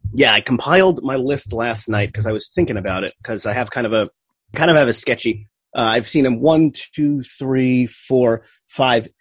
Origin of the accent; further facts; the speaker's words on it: New Jersey, United States; growing up in Jersey